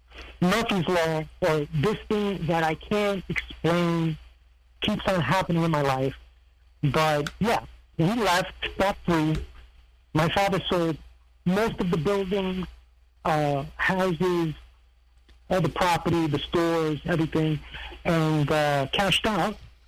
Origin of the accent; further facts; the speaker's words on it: Serbia; they seem to forget that I come from Serbia. I was always in Serbia.